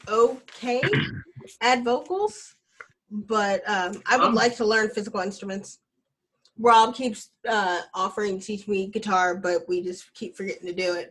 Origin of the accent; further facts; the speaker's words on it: Alabama, United States; I'm from Alabama and we have a cousin that we call Earn